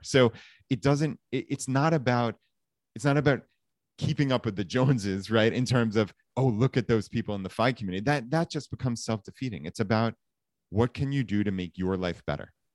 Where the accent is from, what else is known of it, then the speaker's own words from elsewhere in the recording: Long Island, New York, United States; moved away as an adult; we grew up right outside of New York City, so in, uh, Long Island, so suburb of, of New York City